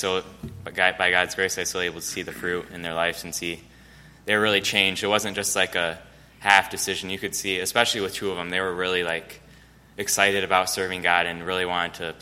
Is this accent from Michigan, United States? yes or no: yes; Michigan, United States; I'm from Marsalis, Michigan, about 3 minutes south of Kalamazoo.